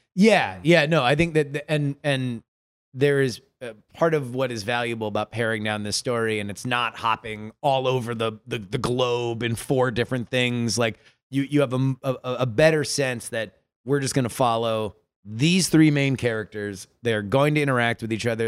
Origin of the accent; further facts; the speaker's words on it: South Florida, United States; I grew up in South Florida